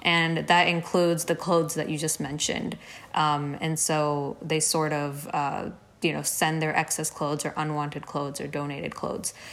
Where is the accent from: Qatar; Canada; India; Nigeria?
India; moved away as an adult; now in Dallas, United States; a lot of us growing up in India